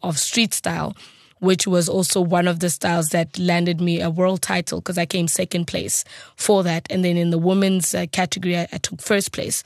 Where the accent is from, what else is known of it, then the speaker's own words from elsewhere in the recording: South Africa; English is a second language; as a South African